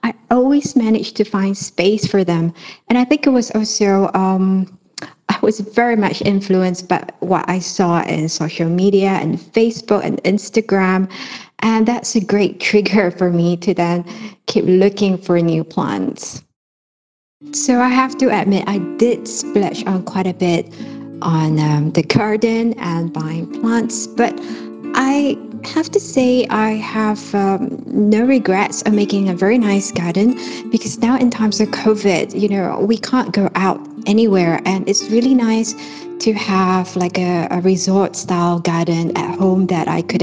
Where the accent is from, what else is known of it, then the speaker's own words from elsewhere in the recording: Malaysia; now in Kuala Lumpur, Malaysia; from Kuala Lumpur in Malaysia